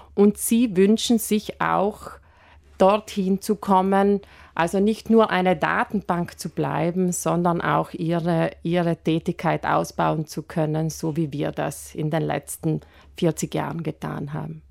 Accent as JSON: {"language": "German", "area": "South Tyrol", "region": "Trentino-Alto Adige", "country": "Italy", "said": "hier bei uns in Südtirol"}